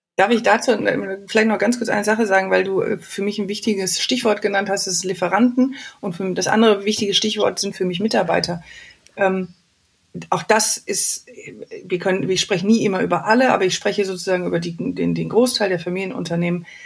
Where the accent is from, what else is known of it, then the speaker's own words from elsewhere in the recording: Wuppertal, North Rhine-Westphalia, Germany; aus meiner Heimatstadt Wuppertal